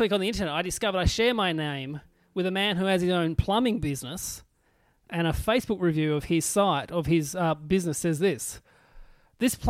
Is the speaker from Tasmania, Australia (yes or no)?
yes; Burnie, Tasmania, Australia; growing up in Burnie